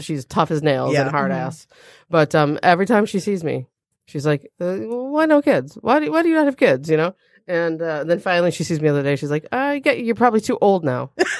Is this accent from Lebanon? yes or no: no; England, United Kingdom; I'm English, so all my hair is really fine